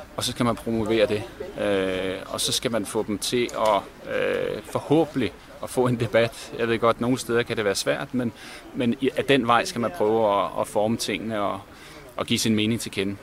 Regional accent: Denmark; vi som danskere

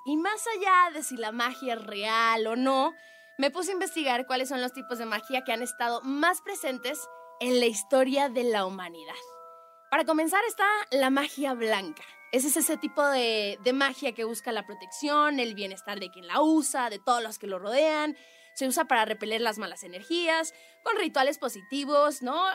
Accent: Mexico; como mujer y como mexicana

